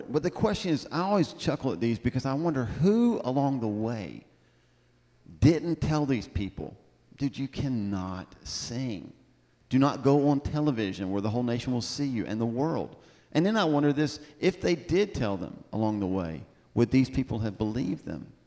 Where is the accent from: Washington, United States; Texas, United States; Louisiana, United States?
Louisiana, United States; Baton Rouge; I am 24 years old. I'm from Baton Rouge, Louisiana, and I am the next American Idol.